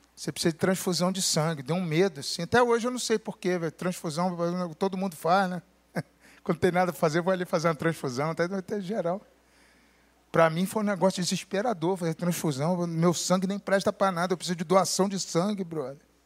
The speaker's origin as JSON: {"language": "Portuguese", "country": "Brazil", "said": "no lugar de onde eu venho, a gente só faz isso aí depois que a gente fez um barraco no SUS, no telefone, a gente liga para a Unimed"}